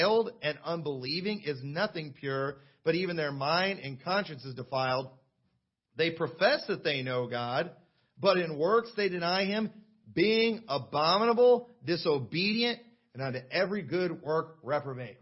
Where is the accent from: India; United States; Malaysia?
United States; I was born in the United States